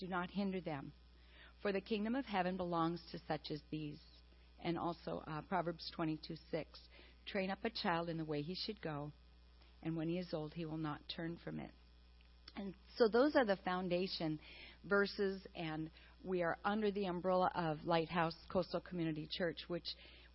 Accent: Wisconsin, United States; moved away; I am from Wisconsin, a dairy farmer's daughter

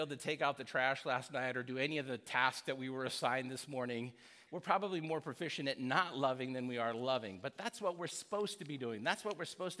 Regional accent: United States; growing up in America

